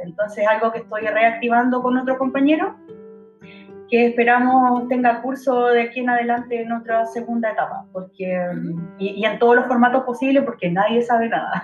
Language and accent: Spanish; Chile; soy una mujer chilena morena de metro y medio